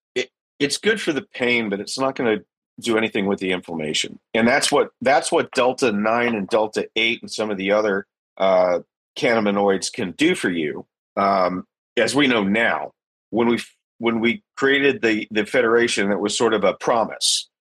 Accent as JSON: {"language": "English", "town": "Pasadena", "region": "Texas", "country": "United States", "tie": "born or raised there", "said": "I'm from Pasadena, Texas. A lot of guys I grew up with are working class guys."}